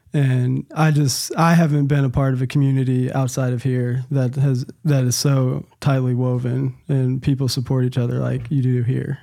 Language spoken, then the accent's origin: English; Nashville, Tennessee, United States; moved away as an adult; now in Nacogdoches, United States; I was born and raised in Nashville, Tennessee.